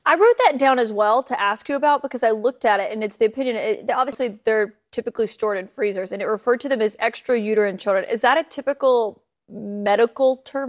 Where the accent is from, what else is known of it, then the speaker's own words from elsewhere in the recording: Alabama, United States; my home state